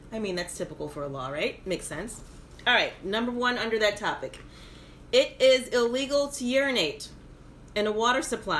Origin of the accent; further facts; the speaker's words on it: Baton Rouge, Louisiana, United States; moved away; I hail from the great state of Louisiana. I was born and raised in Baton Rouge, the state capital. So if you ever meet me and you know I'm from Louisiana, don't say New Orleans. No, I am not from New Orleans. I'm from Baton Rouge.